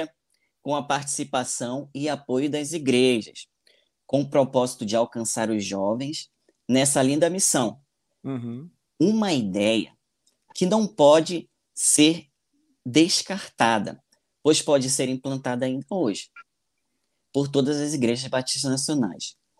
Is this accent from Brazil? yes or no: yes; Manaus, Amazonas, Brazil; also born or lived in Madison Heights, Michigan; sou da cidade de Manaus, do estado do Amazonas